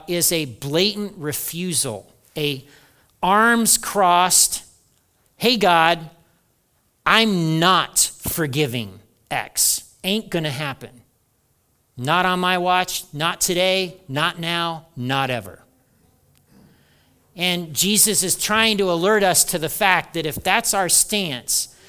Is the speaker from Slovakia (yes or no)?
no; Hartford City, Indiana, United States; my house growing up in Hartford City, Indiana